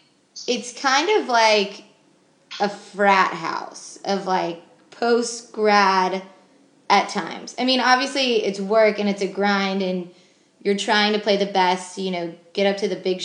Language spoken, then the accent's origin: English; Georgia, United States; I love it down there growing up in Georgia